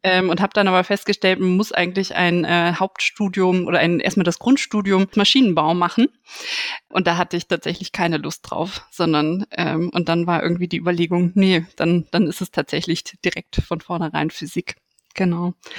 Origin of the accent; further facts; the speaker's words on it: Aachen, North Rhine-Westphalia, Germany; ich bin in Aachen aufgewachsen, auch tatsächlich in der Nähe der RWTH.